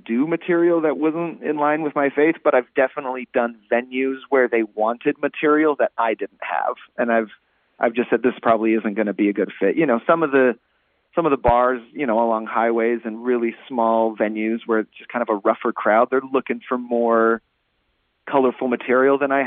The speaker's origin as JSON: {"language": "English", "region": "Utah", "country": "United States", "said": "Utah, which is my home state"}